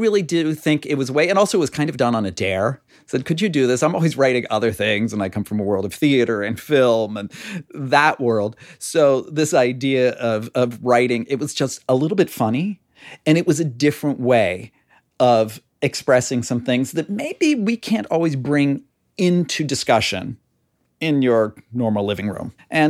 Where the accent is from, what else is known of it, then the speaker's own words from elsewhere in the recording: near Pittsburgh, Pennsylvania, United States; now in Connecticut, United States; I grew up near Pittsburgh and it's so parochial there compared to here. We're Yankees here in Connecticut.